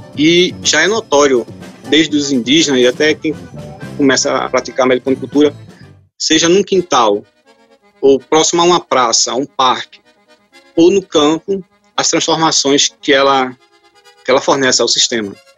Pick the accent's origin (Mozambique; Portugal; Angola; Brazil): Brazil; Recife, Pernambuco; moved away as an adult; now in Bonito, Brazil; eu sou natural de Recife